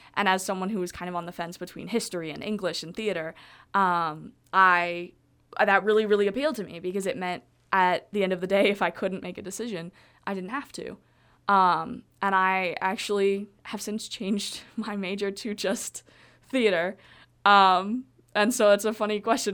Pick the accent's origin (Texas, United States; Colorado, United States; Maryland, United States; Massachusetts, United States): Colorado, United States; I am from Colorado